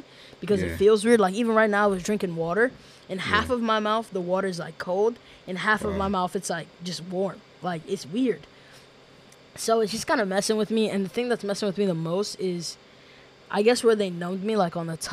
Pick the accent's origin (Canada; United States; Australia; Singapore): United States; New York City, New York; moved away as an adult; now in Massachusetts, United States; I'm originally from New York City